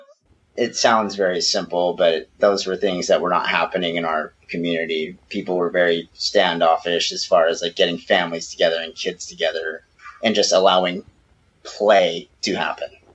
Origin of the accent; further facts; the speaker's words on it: California, United States; moved away as an adult; now in Mexico; we're we're born and bred California, all of us.